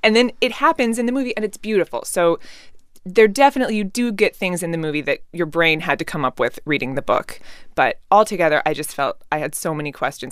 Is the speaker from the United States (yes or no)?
yes; just outside Seattle, Washington, United States; I was born and raised just outside Seattle, grew up in the Pacific Northwest